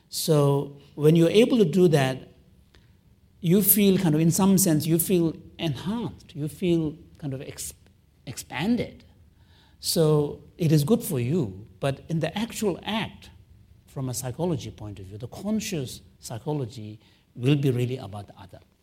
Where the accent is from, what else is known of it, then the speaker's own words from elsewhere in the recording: Canada; I'm a Canadian